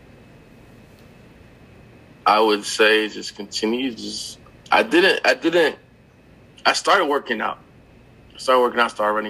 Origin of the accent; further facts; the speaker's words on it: Connecticut, United States; I'm from Connecticut